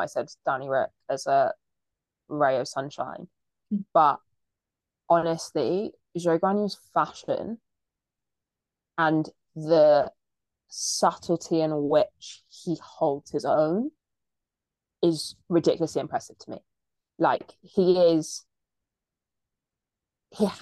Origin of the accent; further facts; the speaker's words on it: England, United Kingdom; as an English person